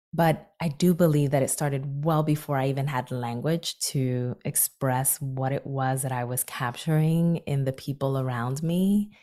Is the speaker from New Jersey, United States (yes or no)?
yes; Newark, New Jersey, United States; my hometown of Newark, New Jersey